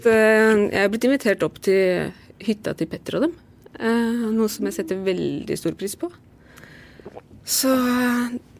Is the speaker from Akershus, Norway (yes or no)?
yes; Lillestrøm, Akershus, Norway; i Lillestrøm, for det er der jeg er fra